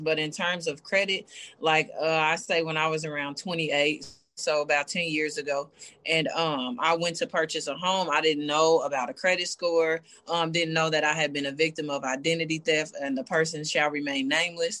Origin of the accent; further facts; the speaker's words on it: Kansas City, Kansas, United States; also born or lived in Bonner Springs, Kansas; I grew up in Bonner Springs, and then around the fifth grade, I moved to Wyandotte, graduated from Sligo in 2001